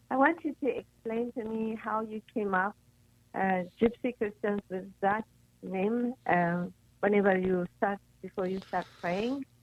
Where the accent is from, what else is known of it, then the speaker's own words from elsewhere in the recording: Ethiopia; now in Los Angeles, United States; I'm originally from Ethiopia, so we are Ethiopians.